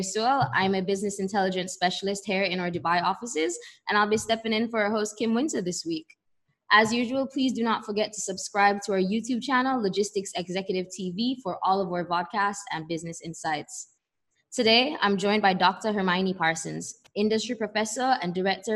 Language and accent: English; Kingston, Jamaica; I grew up in Jamaica, in Kingston